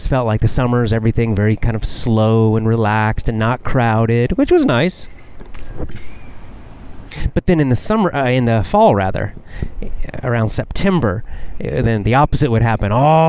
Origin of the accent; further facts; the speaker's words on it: Athens, Georgia, United States; going back to Athens, Georgia, my hometown, and football season starting and all the students coming into the town because the town would grow.